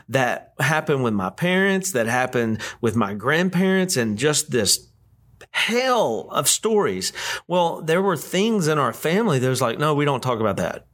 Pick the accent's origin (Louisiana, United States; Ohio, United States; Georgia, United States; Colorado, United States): Louisiana, United States; West Monroe; we're, we're from West Monroe, Louisiana.